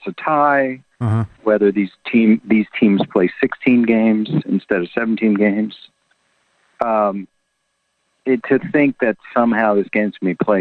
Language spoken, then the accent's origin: English; Washington, District of Columbia, United States; I'm from Washington, D.C., huge Redskin fan growing up